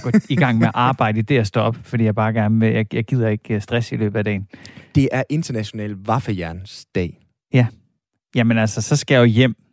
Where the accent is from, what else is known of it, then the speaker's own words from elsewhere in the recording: Silkeborg, Central Denmark Region, Denmark; jeg er fra Silkeborg